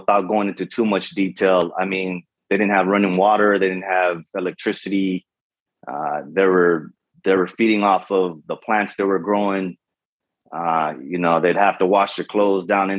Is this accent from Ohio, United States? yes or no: no; Los Angeles, California, United States; first language Spanish; English is a second language; I'm from Southern California, born and raised Los Angeles